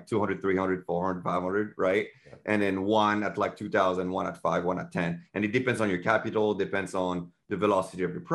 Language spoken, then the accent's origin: English; France; English is a second language; moved away as an adult; now in United States; I'm from France and English is not my first language.